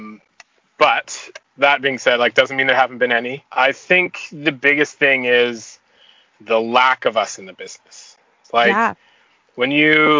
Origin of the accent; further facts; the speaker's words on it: Toronto, Ontario, Canada; now in Vancouver, Canada; I'm born and raised in Toronto, but I've been in Vancouver for like 20 years.